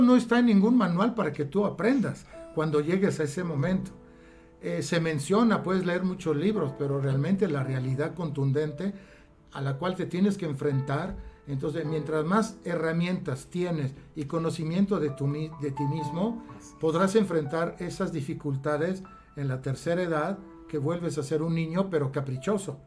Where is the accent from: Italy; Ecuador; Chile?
Italy; now in Mexico; como buen italiano que hablamos con las manos